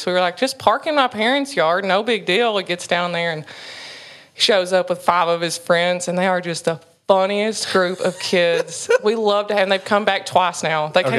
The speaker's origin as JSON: {"language": "English", "region": "Kentucky", "country": "United States", "tie": "born or raised there", "said": "Like born and raised, yep. Can't seem to leave."}